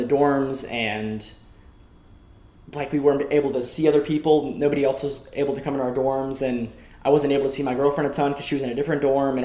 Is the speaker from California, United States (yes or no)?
no; Woodstock, Georgia, United States; I'm from Woodstock, Georgia